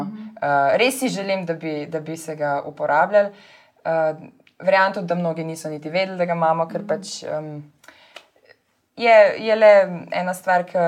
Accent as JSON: {"language": "Slovenian", "country": "Slovenia", "also_born_or_lived": "Ljubljana", "lives_now": "Lower Carniola, Slovenia", "said": "smo Slovenci"}